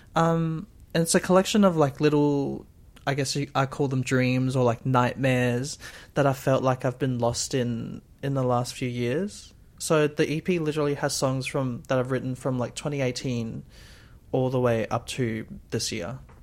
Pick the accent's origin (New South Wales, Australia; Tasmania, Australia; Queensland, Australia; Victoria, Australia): Queensland, Australia; Brisbane; I'm from Brisbane